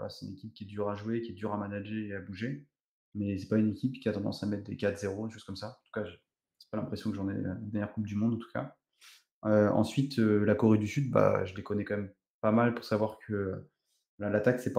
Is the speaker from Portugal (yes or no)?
yes; Portugal; parce que je suis originaire euh, du Portugal, donc j'avais un petit côté, un petit côté patrie.